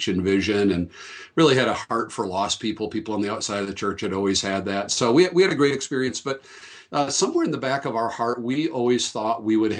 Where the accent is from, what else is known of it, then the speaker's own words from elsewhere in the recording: Michigan, United States; moved away as an adult; also born or lived in Western Canada; now in Aurora, United States; I grew up in Michigan, farm country